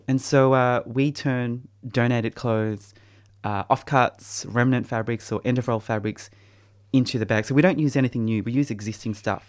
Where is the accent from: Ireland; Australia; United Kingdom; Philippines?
Australia; being born in prison and, uh, growing up in Australia with my parents struggling to support all, all our kids